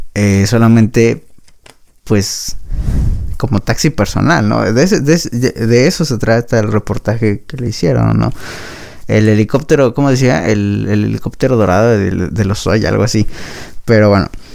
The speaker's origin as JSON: {"language": "Spanish", "country": "Mexico"}